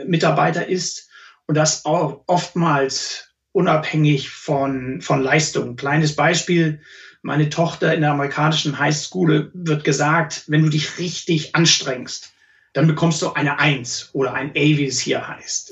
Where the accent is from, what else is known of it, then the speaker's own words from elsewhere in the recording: Germany; moved away as an adult; now in New York, United States; bei uns in Deutschland